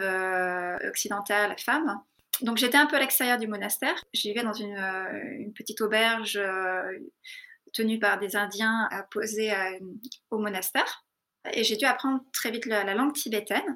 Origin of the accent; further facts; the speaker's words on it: France; moved away as an adult; also born or lived in Darjeeling, India; je suis partie à 18 ans de France, euh, de l'école de cirque